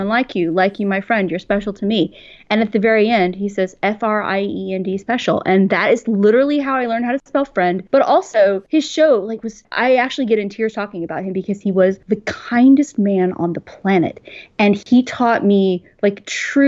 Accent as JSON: {"language": "English", "town": "Houston", "region": "Texas", "country": "United States", "tie": "born or raised there", "also_born_or_lived": "New York", "moved": "yes", "said": "I grew up in Houston, in Texas."}